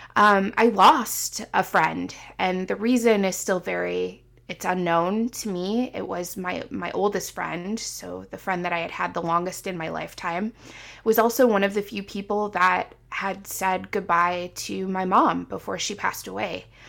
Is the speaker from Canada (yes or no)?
no; Midwest, United States; moved away as an adult; also born or lived in Seattle; I was coming home because it's where I lived for twenty-seven years